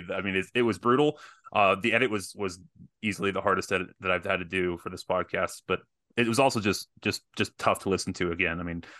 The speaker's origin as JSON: {"language": "English", "region": "Texas", "country": "United States", "said": "No, my dad's Irish. Am I half Irish? No. I'm Texan."}